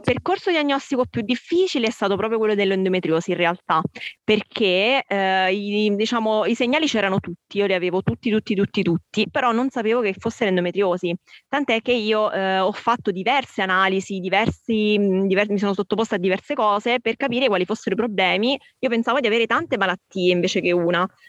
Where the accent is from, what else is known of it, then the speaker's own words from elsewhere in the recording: Abruzzo, Italy; io sono abruzzese